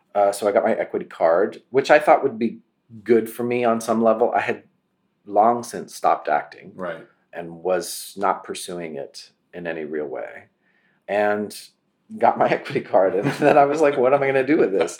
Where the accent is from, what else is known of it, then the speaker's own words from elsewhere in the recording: between Sacramento and Tahoe, California, United States; also born or lived in Los Angeles; I grew up in California with some horses uh, in between Sacramento and Tahoe, a tiny little community